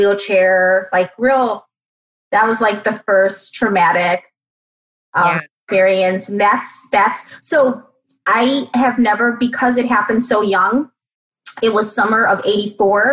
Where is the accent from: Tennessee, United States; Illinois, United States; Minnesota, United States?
Illinois, United States; Chicago; I'm born and raised in Chicago, single mom.